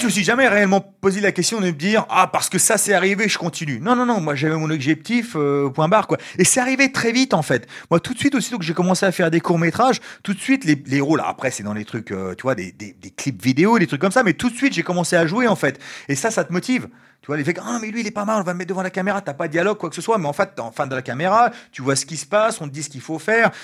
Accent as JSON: {"language": "French", "town": "Ivry-sur-Seine", "region": "Île-de-France", "country": "France", "tie": "born or raised there", "also_born_or_lived": "United States / Japan / China", "moved": "as an adult", "said": "je suis né en France, à Ivry. j'ai vécu en France jusqu'à environ 20 ans"}